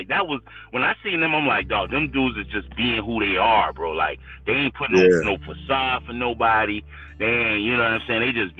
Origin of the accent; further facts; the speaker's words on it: the South, United States; I'm from the South